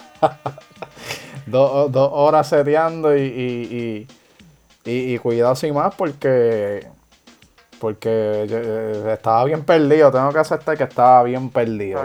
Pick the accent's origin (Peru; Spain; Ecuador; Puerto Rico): Puerto Rico; Ponce; yo nací en Ponce, tengo esa genética